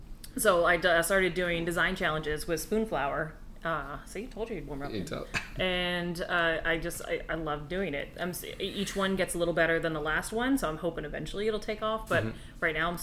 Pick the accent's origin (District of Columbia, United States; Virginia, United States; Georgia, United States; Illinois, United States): District of Columbia, United States; Washington; now in Orlando, United States; because I'm originally from Washington D.C.